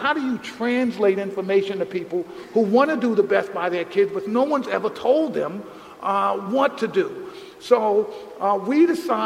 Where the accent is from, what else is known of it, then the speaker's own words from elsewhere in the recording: New York City, New York, United States; the conditions I grew up in the South Bronx